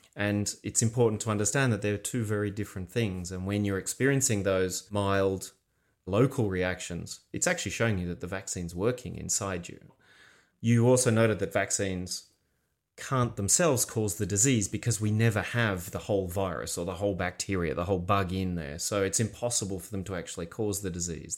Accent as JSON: {"language": "English", "country": "Australia", "said": "we're Australian"}